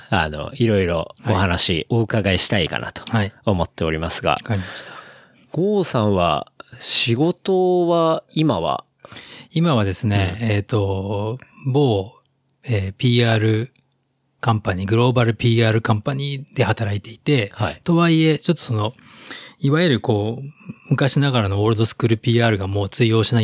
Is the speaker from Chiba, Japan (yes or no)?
no; Tokyo, Japan; 東京生まれ、東京育ち、